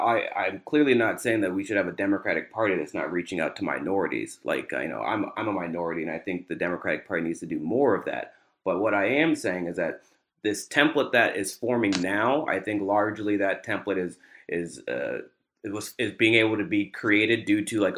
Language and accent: English; Atlanta, Georgia, United States; And I'm from Atlanta. My dad's from a small town in Alabama.